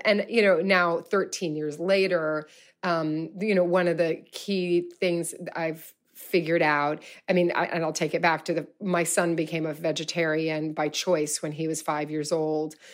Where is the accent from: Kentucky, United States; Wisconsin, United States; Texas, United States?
Kentucky, United States; Louisville; I'm from Louisville, Kentucky.